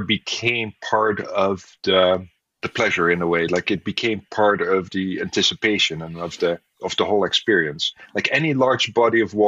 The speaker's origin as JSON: {"language": "English", "country": "Netherlands", "tie": "born or raised there", "said": "I grew up in the Netherlands, so water is always nearby"}